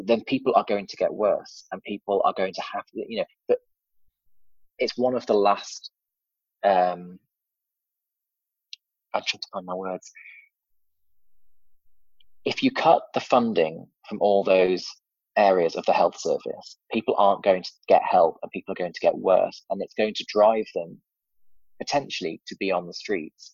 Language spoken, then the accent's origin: English; Cheshire, North West England, United Kingdom; also born or lived in Warrington; now in Cardiff, United Kingdom; I grew up in a village in Cheshire, little village